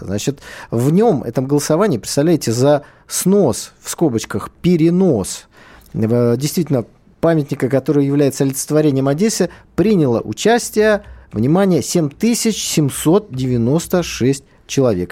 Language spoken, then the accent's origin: Russian; Saint Petersburg, Russia; я питерец, да, я из Питера